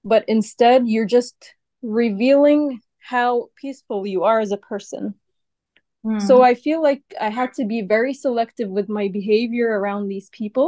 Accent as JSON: {"language": "English", "country": "United States", "tie": "born or raised there", "said": "I was born and raised in the USA, but I have Egyptian backgrounds"}